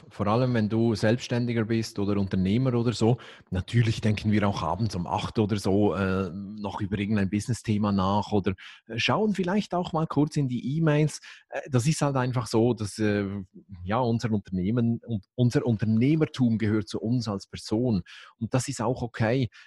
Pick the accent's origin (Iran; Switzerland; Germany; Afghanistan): Switzerland; dann als Schweizer ist klar, dann nehme ich